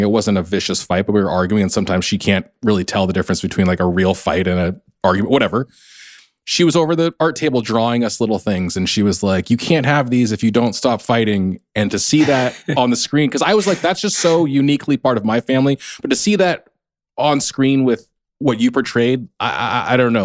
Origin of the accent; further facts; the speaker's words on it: United States; I'm not Korean American, I'm Chinese American